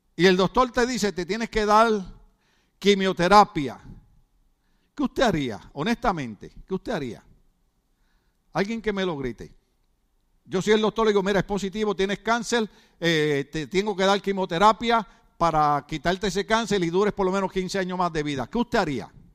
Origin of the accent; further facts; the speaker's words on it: Puerto Rico; now in United States; lo nervioso que somos los boricuas